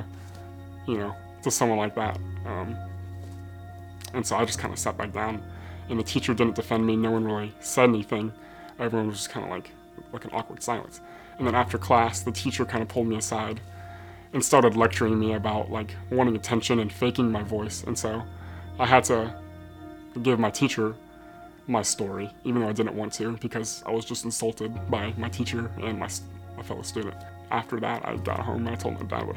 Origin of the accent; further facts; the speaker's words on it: Atlanta, Georgia, United States; also born or lived in Dallas, Texas; I moved to Atlanta when I was 2 years old